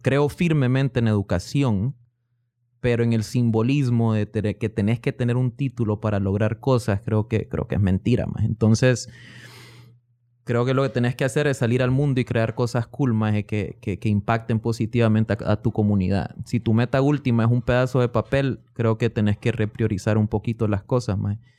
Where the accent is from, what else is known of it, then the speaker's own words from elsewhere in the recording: Honduras; moved away as an adult; also born or lived in Miami, United States / Guatemala; now in Oklahoma, United States; nací en Miami de dos papás inmigrantes. Mi mamá es hondureña, mi papá es guatemalteco.